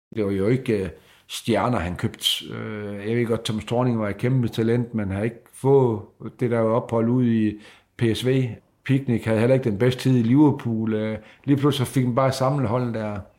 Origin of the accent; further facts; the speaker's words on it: Sæby, North Denmark Region, Denmark; jeg er jo fra Sæbe, og øh, kom ind som øh, junior spiller her til Frederikshavn